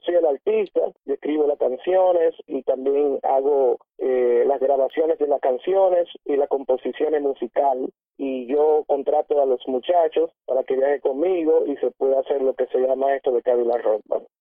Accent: Puerto Rico; now in New Jersey, United States; en mi país, en Puerto Rico

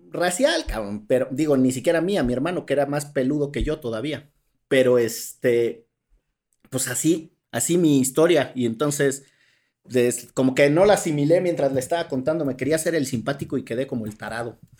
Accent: Orizaba, Veracruz, Mexico; mis queridos amigos con los que crecí en Orizaba, Veracruz

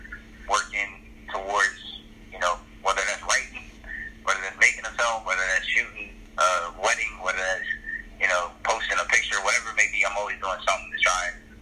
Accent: Petersburg, Virginia, United States; I'm originally from Petersburg, Virginia

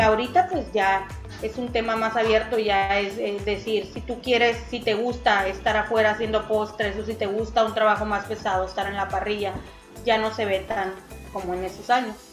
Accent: Mexicali, Baja California, Mexico; De aquí de Mexicali, Mexicali, Baja California, aquí nací y aquí he vivido pues toda mi vida

